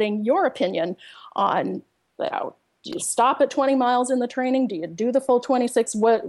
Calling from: Evanston, Illinois, United States; I'm calling from Evanston, Illinois.

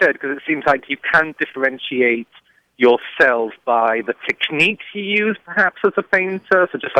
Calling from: Champaign, Illinois, United States; I'm calling you from Champaign, Illinois.

